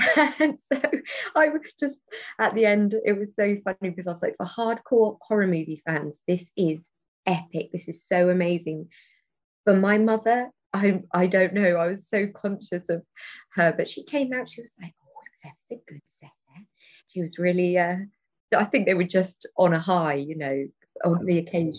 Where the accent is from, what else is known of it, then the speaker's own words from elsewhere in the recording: Taunton, South West England, United Kingdom; It's really funny because growing up in Taunton, there is a theatre in Taunton called The Brew House. But it's, you know, and not a lot of things were taught at Taunton.